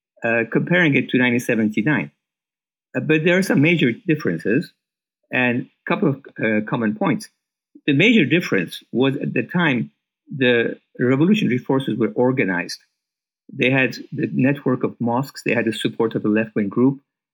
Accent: Iran; moved away as an adult; now in United States; And when I came to America from Iran, I met the head of country risk management at what was known as the First National Bank of Chicago

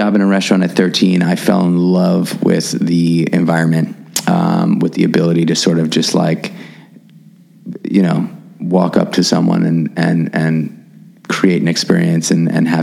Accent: New York City, New York, United States; as a kid growing up in New York City

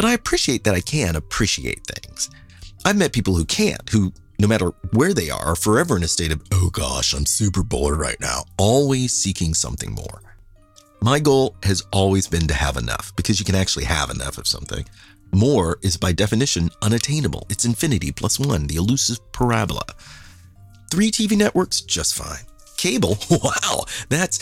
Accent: Kansas City, United States; moved away as an adult; I was from Kansas City

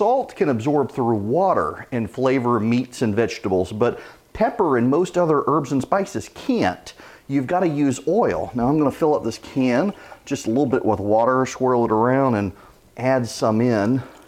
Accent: Louisiana, United States; In my house growing up, we always had garlic bread to go with red beans and rice, just part of growing up in Louisiana.

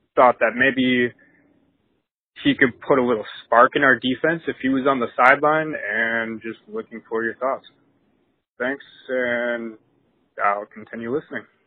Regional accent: Green Bay, Wisconsin, United States; moved away as an adult; now in Fort Bragg, United States; Born and raised in Green Bay for 22 years

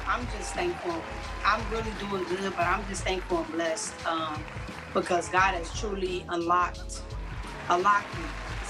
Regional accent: Los Angeles, California, United States; now in Virginia, United States; So I'm from L.A., California, like Los Angeles, California.

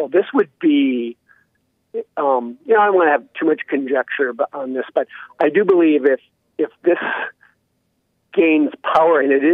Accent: Minnesota, United States; Yeah, that's my home state. That's where I was born.

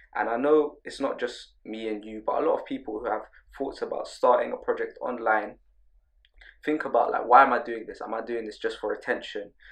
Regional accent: London, United Kingdom; grow up in London.

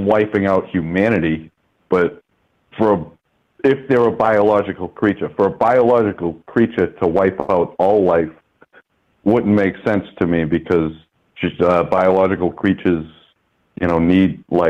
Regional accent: United States; me as an American

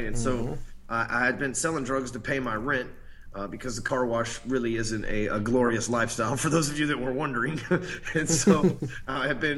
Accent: Dallas, Texas, United States; I came from Dallas, Texas

